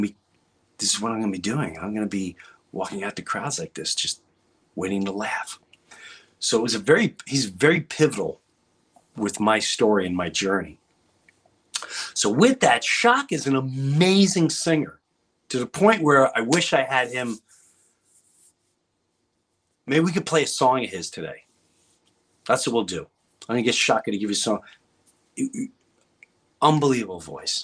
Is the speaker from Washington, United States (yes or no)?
no; Long Island, New York, United States; moved away; also born or lived in Florida; I grew up in Long Island